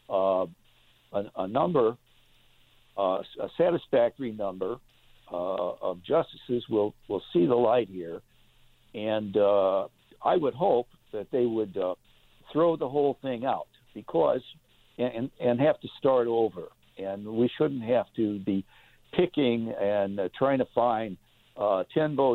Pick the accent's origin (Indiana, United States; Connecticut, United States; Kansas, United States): Indiana, United States; also born or lived in Greenville / Chicago; uh, uh, I grew up in Indiana mm-hmm. and uh, uh, spent time a lot of time. Uh, I've been in uh, uh, Greenville for 13 years. I practiced out of the Sears Tower in Chicago for some 35 years.